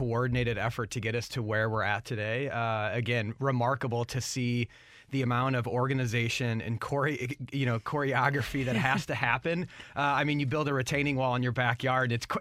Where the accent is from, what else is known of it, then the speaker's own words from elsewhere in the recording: St. Louis, Missouri, United States; born and raised in St. Louis